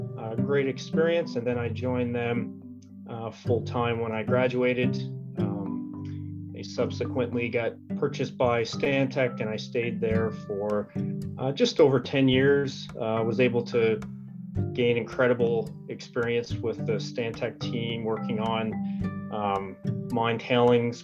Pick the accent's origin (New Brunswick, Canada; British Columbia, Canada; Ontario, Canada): New Brunswick, Canada; Fredericton; I grew up in Fredericton, New Brunswick here, born and raised locally